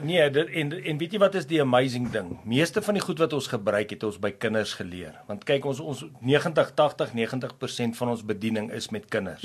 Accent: Pretoria, Gauteng, South Africa; ek het daar in die Moot, Pretoria se deel groot geword.

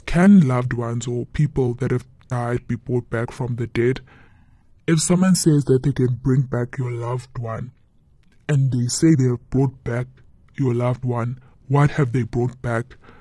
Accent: Eastern Cape, South Africa; we are originally from the Eastern Cape.

